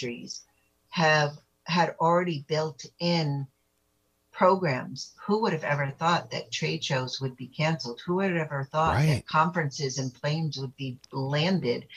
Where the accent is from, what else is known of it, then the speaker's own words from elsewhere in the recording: United States; I was born in America